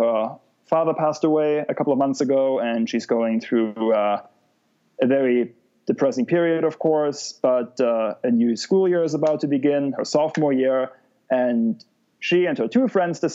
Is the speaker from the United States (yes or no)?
no; Germany; moved away; my home country